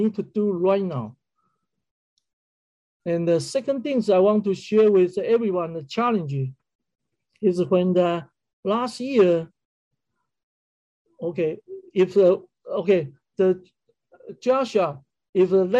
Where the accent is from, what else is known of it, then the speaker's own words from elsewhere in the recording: Kaohsiung, Taiwan; moved away as an adult; also born or lived in Taipei; my sister in Kaohsiung, which is my hometown